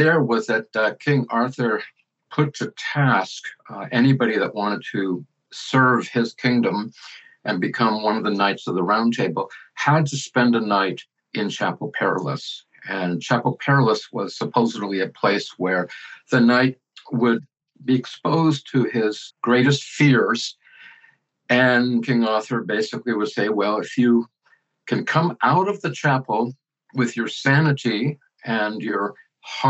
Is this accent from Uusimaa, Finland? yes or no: yes; Helsinki, Uusimaa, Finland; I was born in Helsinki, Finland, about 69 years ago.